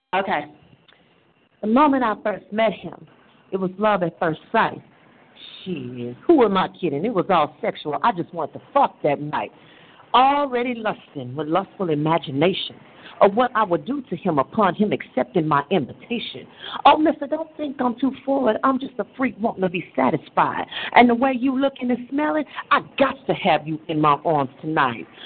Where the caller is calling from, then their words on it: Houston, Texas, United States; I am calling from Houston, Texas.